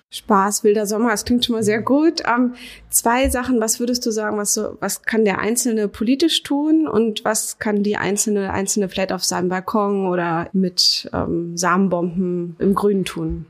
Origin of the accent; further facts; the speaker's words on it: Berlin, Germany; als Berlinerin